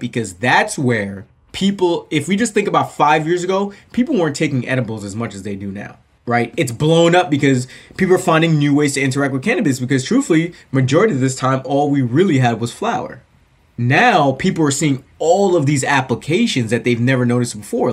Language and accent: English; New Jersey, United States; moved away; I grew up in New Jersey, actually, right outside the New York area. So I grew up 10 yeah. minutes from Manhattan.